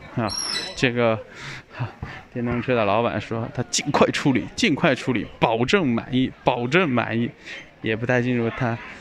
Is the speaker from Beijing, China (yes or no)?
no; Yangzhou, Jiangsu, China; accent: Yangzhou dialect; 我们杨州人讲扬州话的时候呢，他不会说是越境桥，我们都说是要境桥